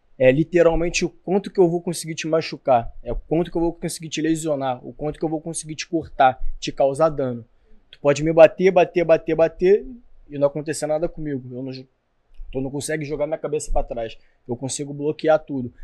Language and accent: Portuguese; Rio de Janeiro, Brazil; sou que é de São Cristóvão, que é da Barreira do Vasco.